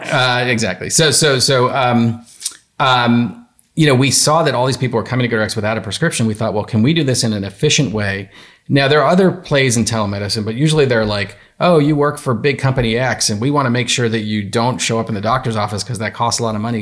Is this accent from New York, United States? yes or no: yes; New York, United States; I'm from New York.